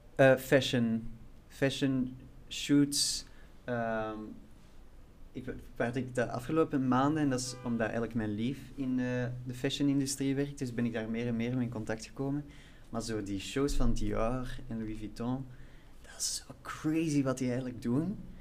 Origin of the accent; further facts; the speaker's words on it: Flanders, Belgium; moved away as an adult; now in Brussels, Belgium; ik ben wel van Vlaanderen